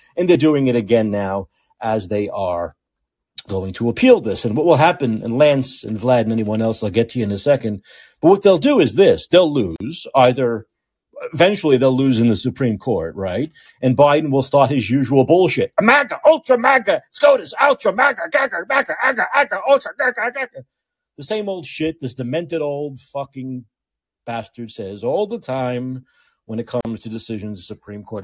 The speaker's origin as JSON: {"language": "English", "region": "New York", "country": "United States", "accent": "New York", "said": "I know my New York accent"}